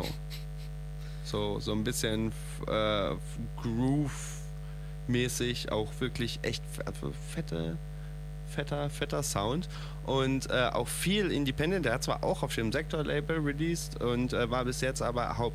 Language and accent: German; North Rhine-Westphalia, Germany; ich komme ja auch aus Nordrhein-Westfalen.